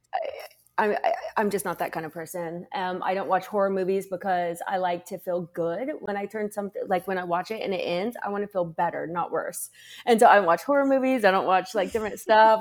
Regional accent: Lapel, Indiana, United States; moved away as an adult; also born or lived in London / New York; now in Los Angeles, United States; I was in Lapel, and, and it was, like, sixty-nine people in my graduating class

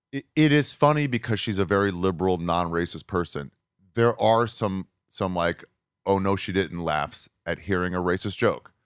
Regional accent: New York, United States; I was born in New York, home of the Jews

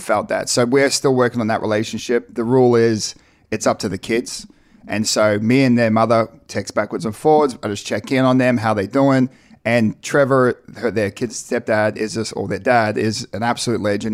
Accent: New Zealand; also born or lived in Ipswich, Australia; now in United States; We were born into the Mormon church, born and raised in New Zealand

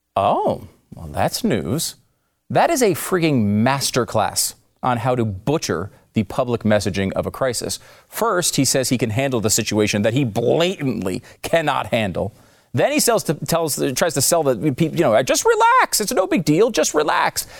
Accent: New York, United States; I was born in New York

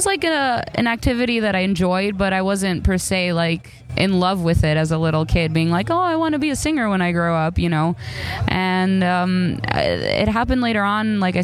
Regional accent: Chicago, Illinois, United States; moved away; also born or lived in Greece; I grew up in Chicago and then I moved to Greece

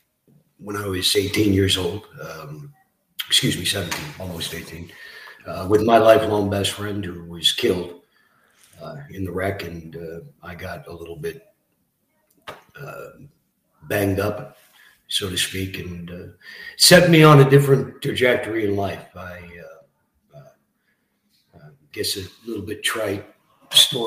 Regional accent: Barrie, Ontario, Canada; also born or lived in Scarborough, Ontario; So I grew up in Barrie, Ontario. Arrived there in 1978 from Scarborough. Young kid.

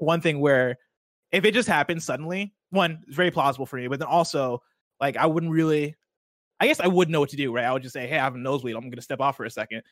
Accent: Illinois, United States; growing up in Illinois

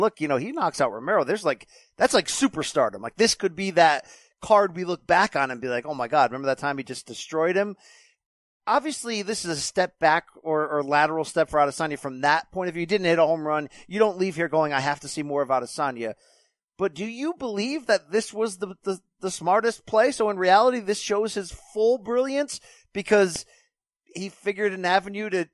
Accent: Connecticut, United States; I'm from Connecticut

